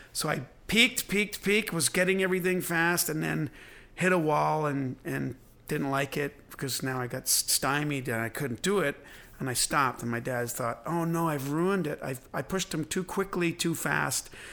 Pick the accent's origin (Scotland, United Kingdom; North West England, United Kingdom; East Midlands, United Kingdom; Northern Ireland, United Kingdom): Northern Ireland, United Kingdom; Belfast; moved away; I was born in Belfast